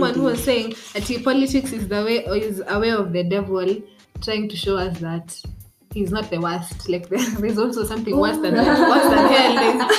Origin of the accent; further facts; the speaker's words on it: Naivasha, Nakuru County, Kenya; in my hometown, in Naivasha